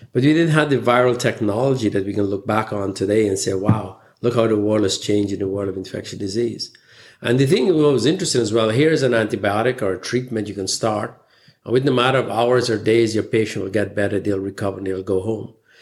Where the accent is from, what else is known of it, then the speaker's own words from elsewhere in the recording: Guyana; moved away; I was born in the British colonial country, British Guyana at the time it was called. And I spent my formative years going through the education system there. Growing up in this tropical country